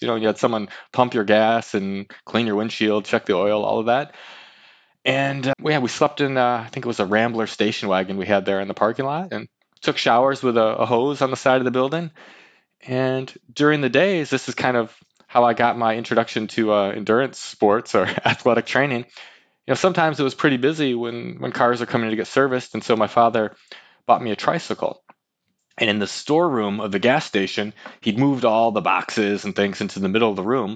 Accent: Lansing, Michigan, United States; moved away as an adult; now in Bay Area, United States; I'm from from Lansing, Michigan. That's where I went to high school

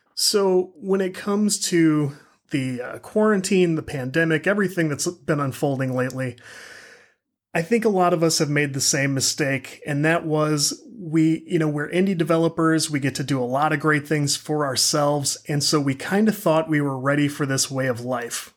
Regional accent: St. Louis, Missouri, United States; I'm from the Saint Louis area

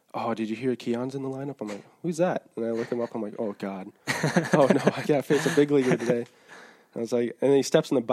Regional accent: Minnesota, United States; I'm from, Minnesota.

